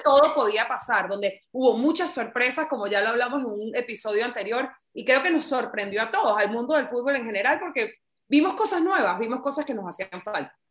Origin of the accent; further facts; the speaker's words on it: Venezuela; yo soy venezolana